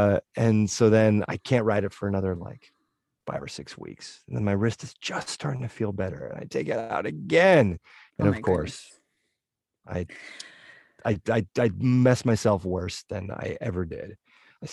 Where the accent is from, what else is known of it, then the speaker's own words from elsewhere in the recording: New England, United States; And growing up in New England, I did a lot of snowboarding and skiing and stuff.